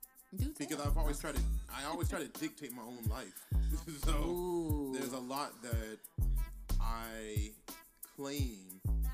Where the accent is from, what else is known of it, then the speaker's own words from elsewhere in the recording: Ocala, Florida, United States; also born or lived in Washington, D.C.; my parents had me in D.C. I was born in D.C. We lived in the projects in D.C. Yeah. Even though I grew up in the country in Ocala.